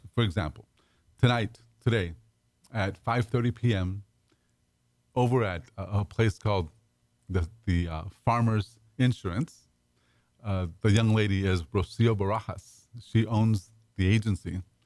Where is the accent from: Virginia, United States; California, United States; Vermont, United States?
California, United States; Pasadena; also born or lived in Dallas; now in Houston, United States; I grew up in Pasadena